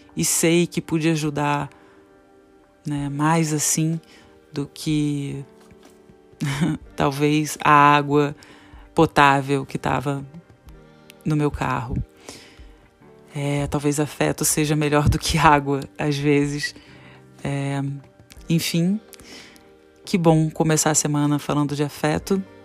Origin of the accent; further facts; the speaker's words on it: Petrópolis, Rio de Janeiro, Brazil; moved away; Eu tô em Petrópolis, região serrana do Rio de Janeiro